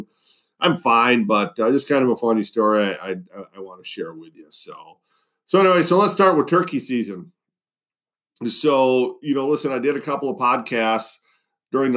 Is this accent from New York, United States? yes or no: no; Western Wisconsin, United States; moved away; trout fishing in a little stream in my hometown